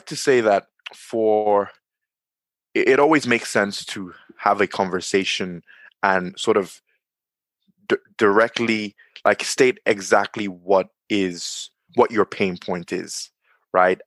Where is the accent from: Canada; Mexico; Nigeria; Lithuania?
Nigeria; now in Dublin, Ireland; I'm in Dublin, Ireland, but I'm from Nigeria